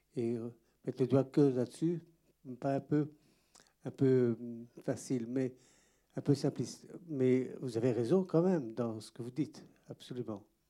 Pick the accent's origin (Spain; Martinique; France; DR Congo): DR Congo; Goma, North Kivu; moved away; je suis né aussi à Goma, comme Denis, un petit peu avant lui